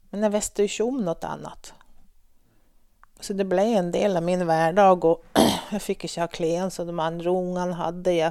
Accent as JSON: {"language": "Norwegian", "town": "Strandland", "region": "Nordland", "country": "Norway", "tie": "born there", "also_born_or_lived": "Sweden", "said": "Jeg ble født oppe i Vesterålen. På en liten plass som heter Strandland, på Hinnøya innan du får over til Andøya. Og som du kanskje hører på mitt språk, så snakker jeg ikke så masse nordlending. Men jeg har bodd 30 år i Sverige"}